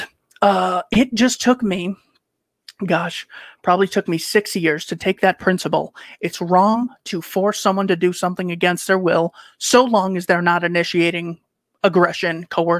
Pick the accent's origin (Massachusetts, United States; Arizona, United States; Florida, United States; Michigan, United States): Arizona, United States; Chandler; also born or lived in Mesa, Arizona; I was in Chandler, Arizona, born in Mesa